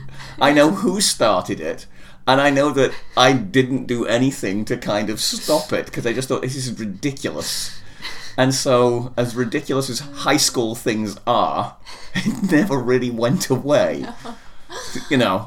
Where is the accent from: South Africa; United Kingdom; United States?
United Kingdom; England; moved away; I hail from... Well, I'm English.